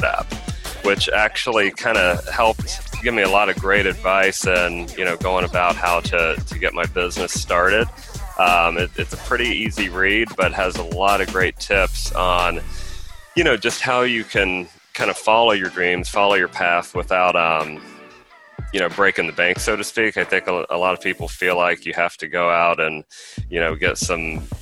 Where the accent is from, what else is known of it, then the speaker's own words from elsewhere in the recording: Midwest, United States; moved away as an adult; now in Houston, United States; I'm originally from the Midwest and have been down in Houston for about a year